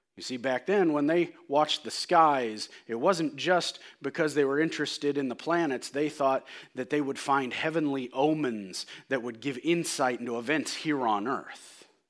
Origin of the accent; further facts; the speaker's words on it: United States; I'm an American.